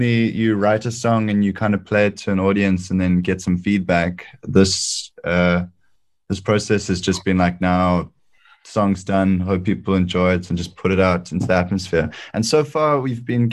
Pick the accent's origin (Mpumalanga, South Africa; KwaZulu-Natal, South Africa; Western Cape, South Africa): Western Cape, South Africa; Cape Town; there is a bird sanctuary in Hout Bay where I grew up in Cape Town